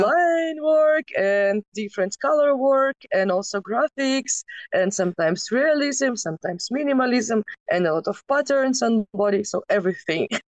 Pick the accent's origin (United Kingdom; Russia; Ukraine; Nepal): Ukraine; Kyiv; I was born in Kiev